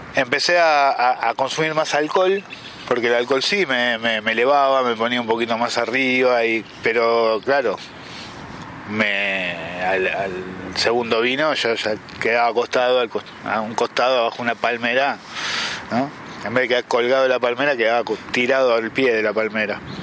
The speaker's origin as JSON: {"language": "Spanish", "region": "Buenos Aires", "country": "Argentina", "tie": "born or raised there", "moved": "as an adult", "lives_now": "El Bolsón, Argentina", "said": "soy del Bolsón, nacido en Buenos Aires, vivo en el Bolsón hace 26 años"}